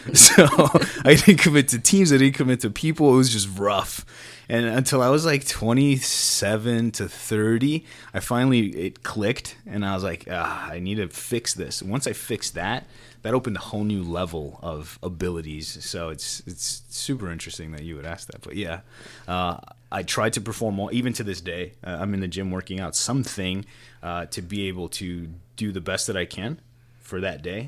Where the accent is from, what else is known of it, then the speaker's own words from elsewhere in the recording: Chicago, Illinois, United States; I grew up in Pilsen